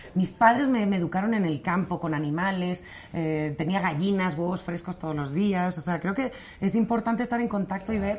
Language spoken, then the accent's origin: Spanish; Torrelodones, Community of Madrid, Spain; vivíamos en un pueblo maravilloso eh, que estos Torlodones, que si lo sigo considerando mi pueblo